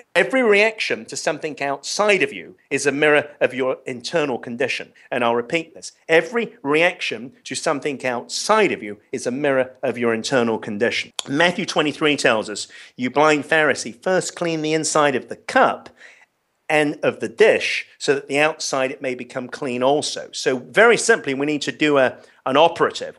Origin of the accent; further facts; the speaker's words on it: London, United Kingdom; I grew up in London, and I was very privileged